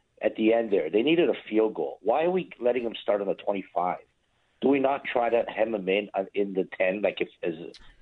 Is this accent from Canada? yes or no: yes; Canada; being a Canadian